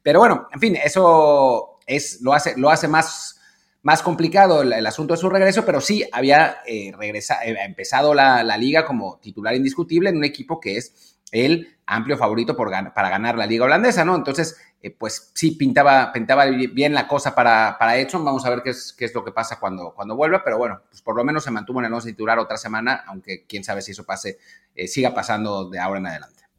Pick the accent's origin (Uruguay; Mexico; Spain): Mexico; como aficionados mexicanos